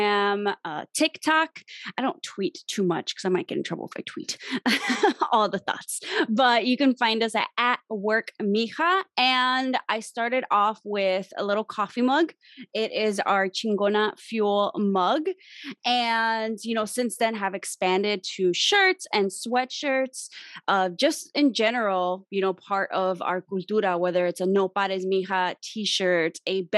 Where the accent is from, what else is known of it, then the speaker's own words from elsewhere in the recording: Chicago, Illinois, United States; I am from Chicago, specifically the Little Village neighborhood on the South Side.